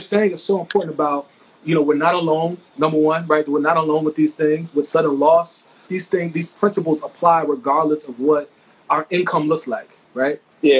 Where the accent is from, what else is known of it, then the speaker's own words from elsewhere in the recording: Mount Vernon, United States; my hometown, Mount Vernon